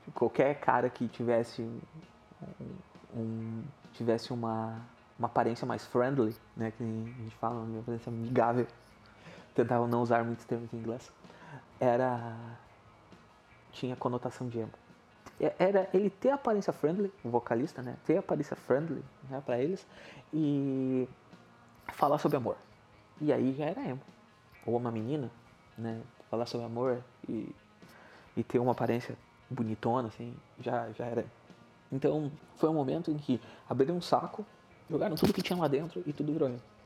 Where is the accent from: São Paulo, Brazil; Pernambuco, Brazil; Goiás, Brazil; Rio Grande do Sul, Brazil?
Rio Grande do Sul, Brazil; Sapucaia do Sul; eu sou natural de Sapucaia do Sul, no Rio Grande do Sul